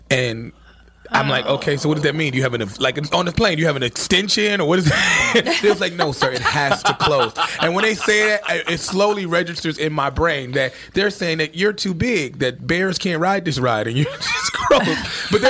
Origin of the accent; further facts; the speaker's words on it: Chicago, Illinois, United States; also born or lived in New York; And I'm from Chicago